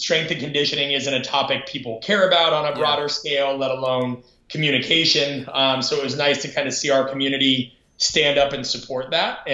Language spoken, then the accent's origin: English; Omaha, Nebraska, United States; moved away as an adult; I'm from Omaha, Nebraska originally. I grew up kind of in the shadow of Nebraska